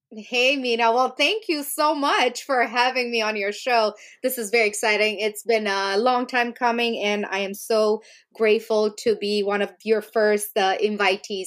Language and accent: English; Romania; moved away; I grew up in Romania